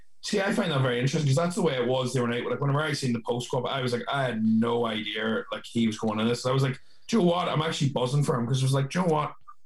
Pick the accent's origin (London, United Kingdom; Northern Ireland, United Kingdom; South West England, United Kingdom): Northern Ireland, United Kingdom; Newry; people ask me where I'm from, and I go in between Dublin and Belfast, and they go, "You go Newry,"